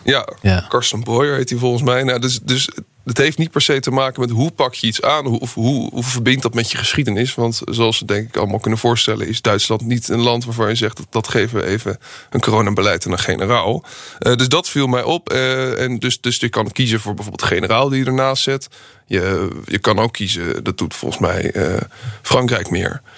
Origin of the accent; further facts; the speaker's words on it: Netherlands; Als Nederlanders